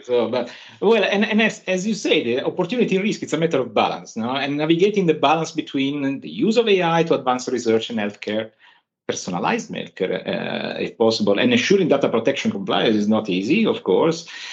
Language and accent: English; Turin, Piedmont, Italy; I'm from Turin